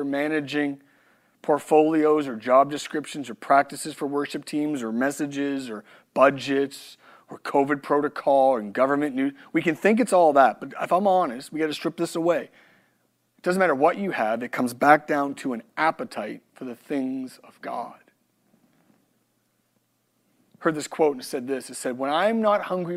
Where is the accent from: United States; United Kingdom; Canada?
Canada; moved away; I'm Canadian